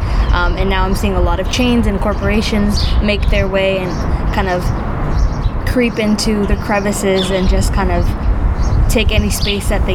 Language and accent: English; Chelsea, Massachusetts, United States; also born or lived in Revere, Massachusetts; I lived in Chelsea for the majority of my life